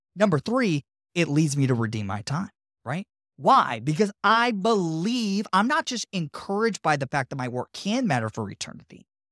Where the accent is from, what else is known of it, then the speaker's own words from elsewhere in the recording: Tampa, Florida, United States; my hometown of Tampa